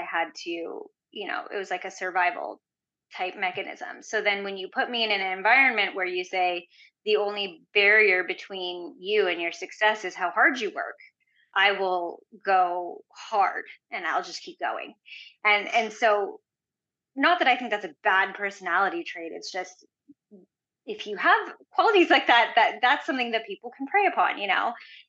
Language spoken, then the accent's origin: English; India; I'm Indian, so they expect you to be a doctor most of the time anyways.